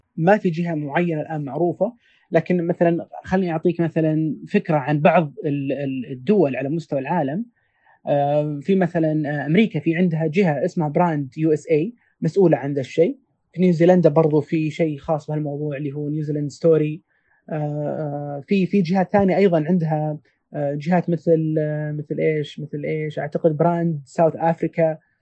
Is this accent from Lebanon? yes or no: no; Saudi Arabia; احنا كسعوديين